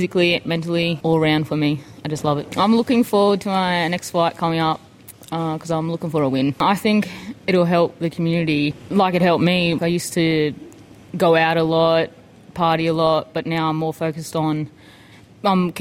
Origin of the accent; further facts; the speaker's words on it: Batemans Bay, New South Wales, Australia; I'm from Batemans Bay.